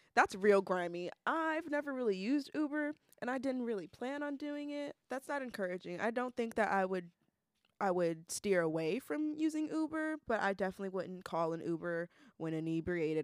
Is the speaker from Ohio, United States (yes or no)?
yes; Ohio, United States; moved away; I'm from Ohio